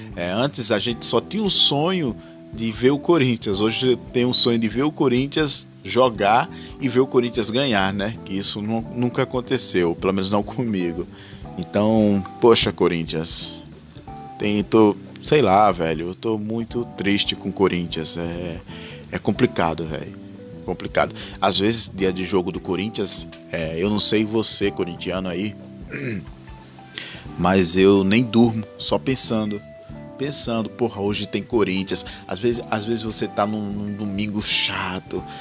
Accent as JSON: {"language": "Portuguese", "town": "Rio Largo", "region": "Alagoas", "country": "Brazil", "said": "sou de Rio Largo, Alagoas"}